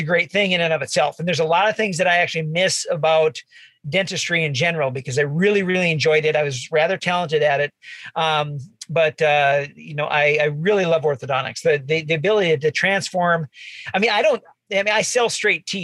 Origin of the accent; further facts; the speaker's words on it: Bismarck, North Dakota, United States; I grew up in Bismarck